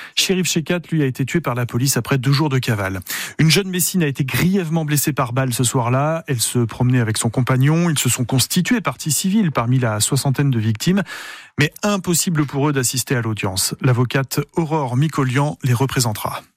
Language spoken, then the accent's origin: French; Moselle, Grand Est, France; Chez nous en Moselle